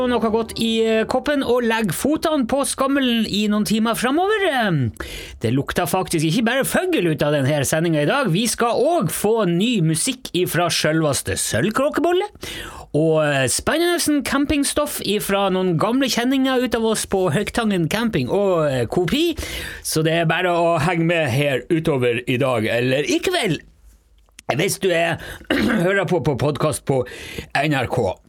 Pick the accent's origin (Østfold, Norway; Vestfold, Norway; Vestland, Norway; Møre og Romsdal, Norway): Møre og Romsdal, Norway; Jeg er fra Sunnmøre, ja.